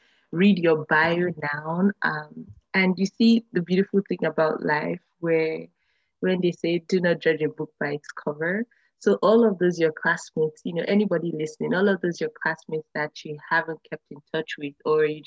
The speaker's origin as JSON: {"language": "English", "country": "Nigeria", "said": "I'm originally from Nigeria"}